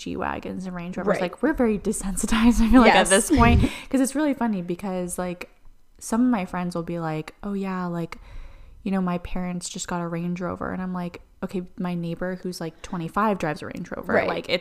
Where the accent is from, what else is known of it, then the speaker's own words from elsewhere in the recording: Northern California, United States; moved away as an adult; now in Los Angeles, United States; I'm from like the northern part of California